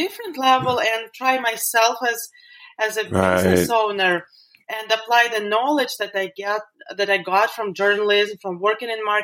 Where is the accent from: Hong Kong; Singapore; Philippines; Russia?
Russia; moved away as an adult; also born or lived in London, United Kingdom; now in Las Vegas, United States; So originally I'm from Russia. And I was growing up there in the countryside with my grandma.